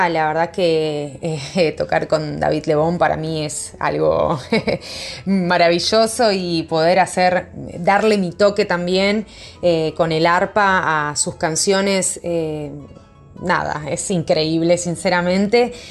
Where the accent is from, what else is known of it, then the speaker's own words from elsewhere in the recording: Buenos Aires, Argentina; como que también yo siendo porteña, ¿no? Porque yo soy nacida acá en Buenos Aires, en Capital.